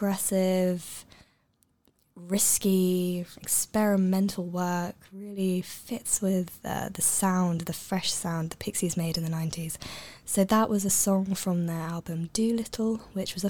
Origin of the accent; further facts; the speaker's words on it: Cambridge, East of England, United Kingdom; moved away; I'm originally from Cambridge